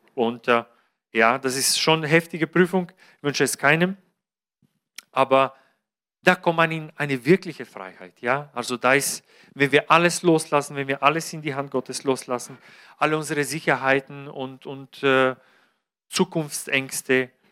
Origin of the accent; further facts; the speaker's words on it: Bulgaria; moved away; Bulgarien, mein Heimatland